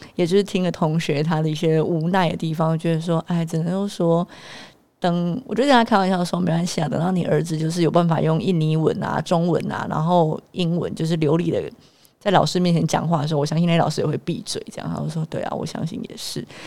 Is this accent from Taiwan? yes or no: yes; Taiwan; moved away as an adult; also born or lived in Singapore; 我们台湾人在讲的腔调